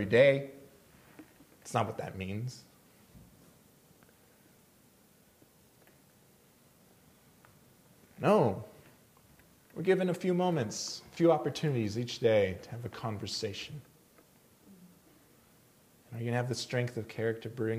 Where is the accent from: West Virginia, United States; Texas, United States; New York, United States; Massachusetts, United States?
Texas, United States; El Paso; moved away; I'm originally from El Paso